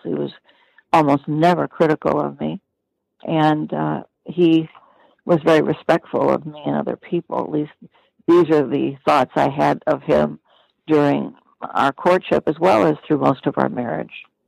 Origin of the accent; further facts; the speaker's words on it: Detroit, Michigan, United States; moved away as an adult; also born or lived in Midwest / Pacific Northwest; growing up in Detroit.